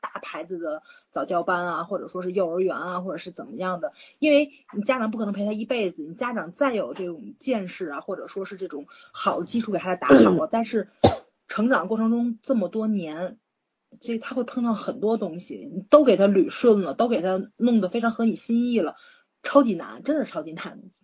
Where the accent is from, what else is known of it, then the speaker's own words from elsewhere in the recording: Tianjin, China; 我们天津这边